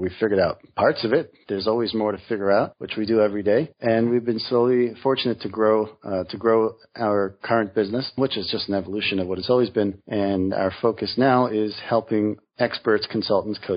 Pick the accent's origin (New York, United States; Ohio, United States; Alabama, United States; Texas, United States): New York, United States; I'm from New York, Brooklyn